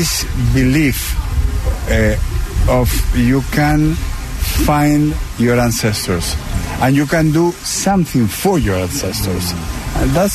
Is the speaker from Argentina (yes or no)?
yes; Patagonia, Argentina; moved away as an adult; now in Washington, D.C., United States; I grew up in the southern part of my country, in Patagonia